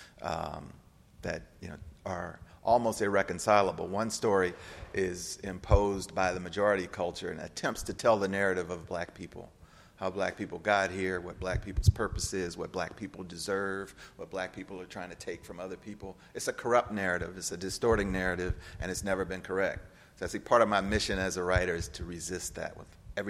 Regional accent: St. Louis, Missouri, United States; I grew up in St. Louis

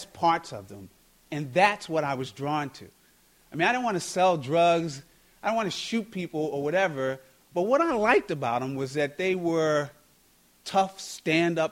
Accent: Baltimore, Maryland, United States; also born or lived in St. Paul's School, New Hampshire; I was born here in Baltimore. You know, I grew up in Cherry Hill originally.

